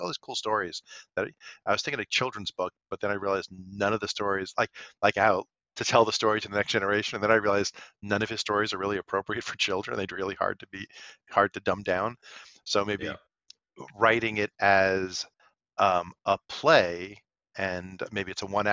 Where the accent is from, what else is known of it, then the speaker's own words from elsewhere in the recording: New York City, New York, United States; growing up in Brooklyn